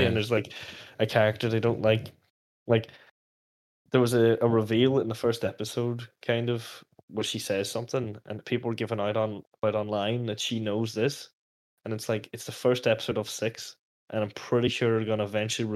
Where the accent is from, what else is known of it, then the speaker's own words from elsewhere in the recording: Letterkenny, Ulster, Ireland; the town, like, as in from my hometown